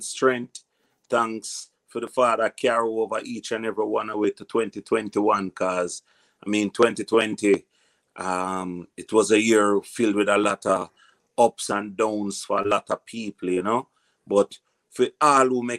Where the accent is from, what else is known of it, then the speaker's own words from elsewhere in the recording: Kingston, Jamaica; also born or lived in Portmore, Jamaica / Red Hills, Jamaica; I was born in Concrete Jungle, Jonestown, and then I move up further to the top of Jungle, which was Havana.